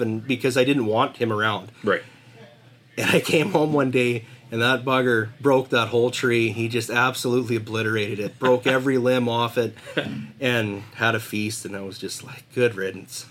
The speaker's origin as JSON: {"language": "English", "area": "Pouce Coupe / Puggins Mountain area", "region": "British Columbia", "country": "Canada", "tie": "born or raised there", "said": "growing up in Puggins Mountain, we'd always see grizzly tracks in the spring"}